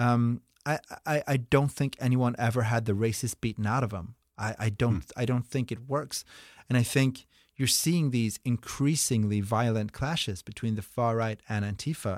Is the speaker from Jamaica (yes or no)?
no; Norway; moved away; I'm from Norway